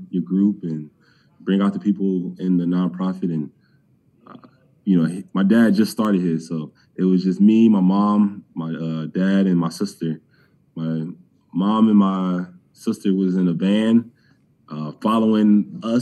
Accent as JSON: {"language": "English", "town": "Cleveland", "region": "Ohio", "country": "United States", "said": "I'm from Cleveland."}